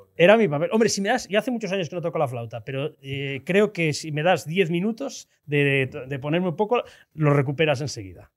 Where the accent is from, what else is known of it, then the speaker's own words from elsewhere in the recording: Tarragona, Catalonia, Spain; Yo soy de Tarragona